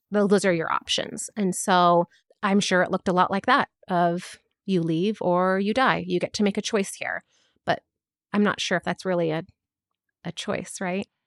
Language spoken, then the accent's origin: English; United States; I am a first generation Palestinian born and raised in America